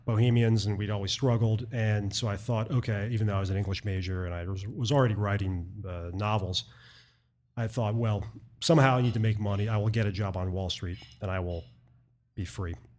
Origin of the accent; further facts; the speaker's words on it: Baltimore, Maryland, United States; moved away as an adult; also born or lived in New York City / Boston / rural New York State / Texas; I was from Baltimore and I'd lived in the Northeast, uh, New York City and Boston and rural New York State